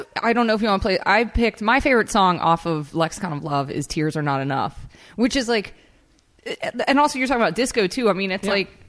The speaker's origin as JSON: {"language": "English", "town": "Sheffield", "region": "Yorkshire and the Humber", "country": "United Kingdom", "tie": "born or raised there", "said": "you know, growing up in Sheffield, that's like the Detroit of England. Like there's nothing going on. It's grim."}